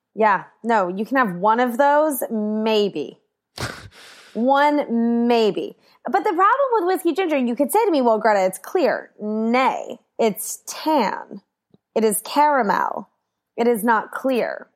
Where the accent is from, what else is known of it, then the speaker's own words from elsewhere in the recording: Washington, District of Columbia, United States; I grew up in D C